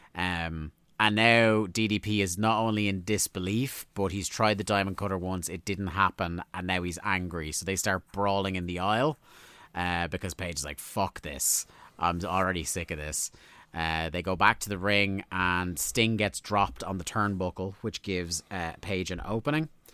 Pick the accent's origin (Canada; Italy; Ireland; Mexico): Ireland; we're Irish.